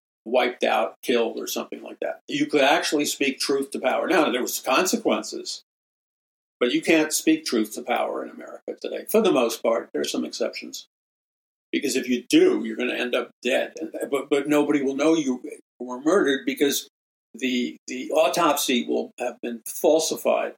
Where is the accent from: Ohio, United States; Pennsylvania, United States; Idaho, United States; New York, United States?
New York, United States; New York City; in New York City where I grew up